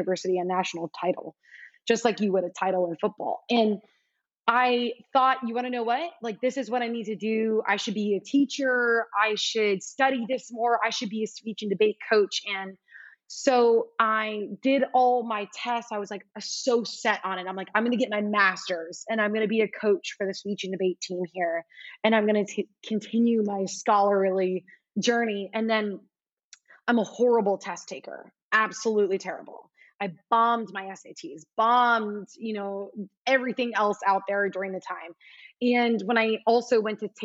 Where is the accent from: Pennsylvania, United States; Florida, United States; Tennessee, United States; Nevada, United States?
Florida, United States; South; moved away as an adult; also born or lived in Alabama / New York City / Brazil; being from South Florida